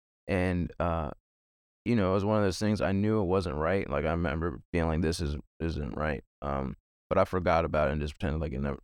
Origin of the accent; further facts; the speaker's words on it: Virginia, United States; I'm from Virginia, born and raised, lived here my whole life.